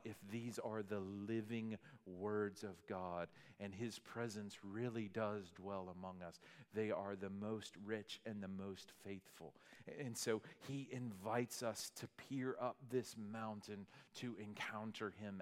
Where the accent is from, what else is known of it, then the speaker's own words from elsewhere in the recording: Arkansas, United States; moved away; I was from Arkansas